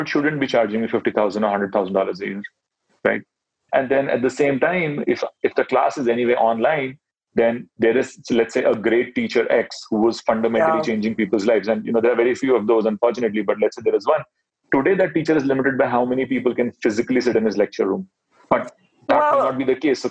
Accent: Mumbai, Maharashtra, India; So I grew up in Mumbai. Mumbai is Bollywood city

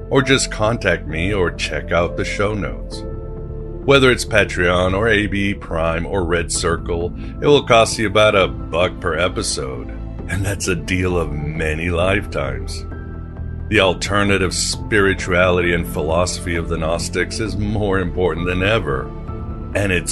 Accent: Mexico; English is a second language; also born or lived in Europe; I don't know how big he is in the United States, but when I grew up in Mexico and Europe, he was like the rock star.

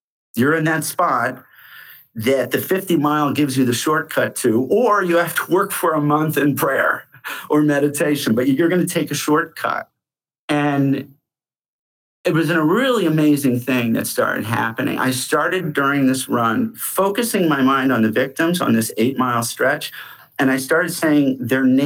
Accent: Rochester, New York, United States; moved away as an adult; now in New York City, United States; I was from Rochester, New York

